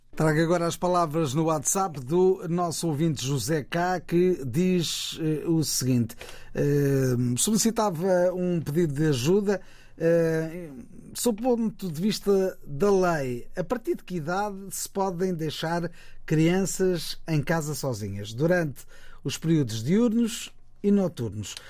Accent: São Tomé & Príncipe; now in Portugal; sou natural de São Tomé e Príncipe

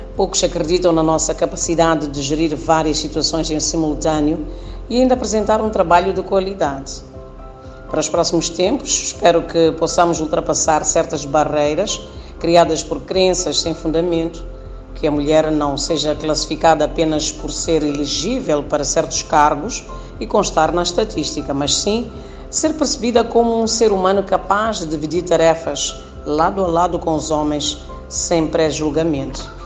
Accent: Mozambique; sou moçambicana

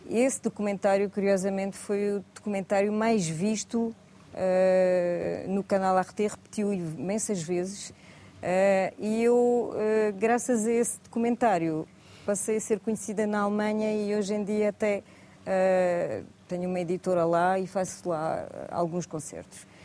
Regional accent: Tavira, Algarve, Portugal; also born or lived in Nice, France; Mas o meu país e a minha região é o Algarve e não trocaria por mais por mais nenhum.

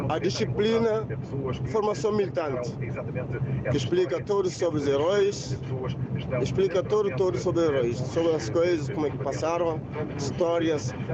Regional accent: Guinea-Bissau; now in Faro, Portugal; minha terra, que é Guiné-Bissau

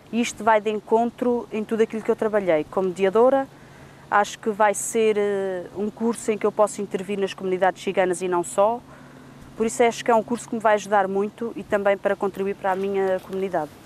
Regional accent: Figueira da Foz, Centro, Portugal; sou da Figueira da Foz, sou da etnia cigana

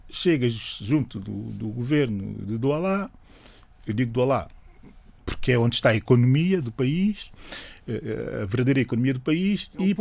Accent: São Tomé & Príncipe; Sou de São Tomé e Príncipe, estamos germanos quase cabeça, carpinteiro, uh, empreendedor e também artesão

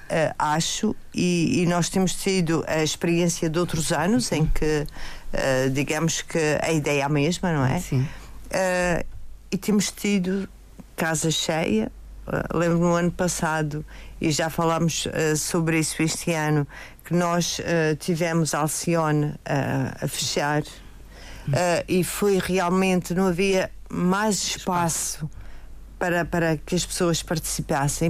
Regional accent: Madeira, Portugal; nós somos, nós madeirenses, somos feitos das nossas raízes

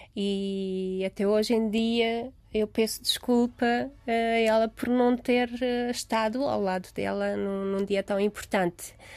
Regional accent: Romania; born or raised there; Portuguese is a second language; moved away as an adult; now in Lisbon, Portugal

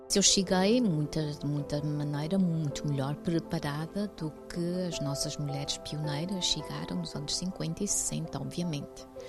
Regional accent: Azores, Portugal; now in Toronto, Canada; Porque não só eu sou portuguesa, sou açoriana

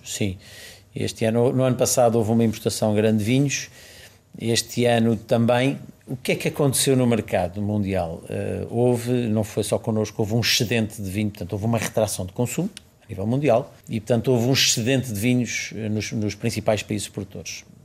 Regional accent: Chamusca, Santarém District, Portugal; Chamusca é, é, é a é terra onde eu nasci e, portanto, uma terra pela qual tenho muito carinho

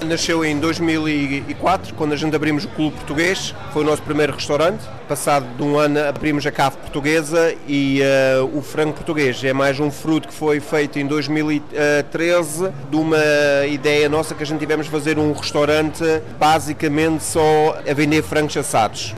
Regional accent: Düsseldorf, North Rhine-Westphalia, Germany; also born or lived in Dortmund area, Germany; Nasci em Mestre, perto de Dortmund, aqui em Nordrhein-Westfalen, Nordrhein-Westfalia, e, uh, e nasci lá. Vim com dois anos para Düsseldorf.

